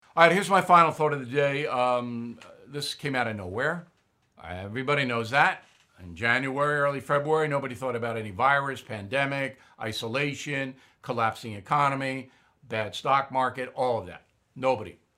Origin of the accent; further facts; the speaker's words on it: Long Island, New York, United States; my hometown on Long Island